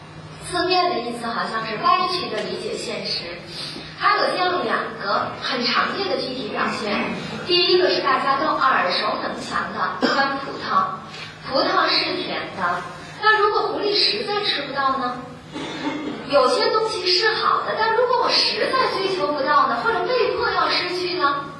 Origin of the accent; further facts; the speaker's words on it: China; 我们中国人有句俗话说。人生不如意，十常八九